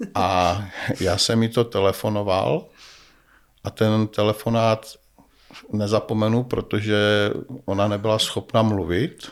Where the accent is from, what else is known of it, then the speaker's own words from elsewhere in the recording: Nový Jičín, Moravian-Silesian Region, Czechia; also born or lived in Brno / Kopřivnice; Já jsem rodilý Brňák, ale eh, žil jsem celé své mládí v Novém Jičíně.